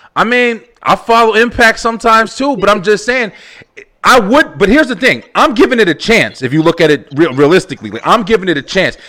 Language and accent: English; United States; I'm American